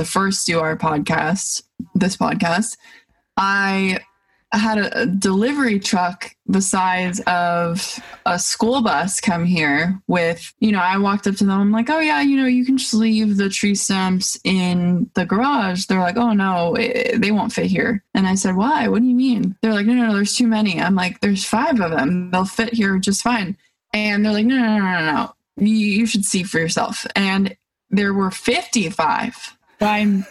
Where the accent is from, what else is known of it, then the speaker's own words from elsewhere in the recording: East Hampton, New York, United States; where I grew up in East Hampton, Montauk, Bridgehampton, that whole area, and went to school for a portion of my life